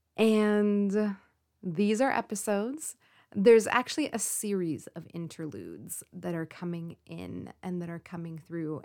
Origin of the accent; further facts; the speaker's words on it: California, United States; also born or lived in Forest Grove, Oregon; I live on the West Coast. In particular, you know, I'm from California.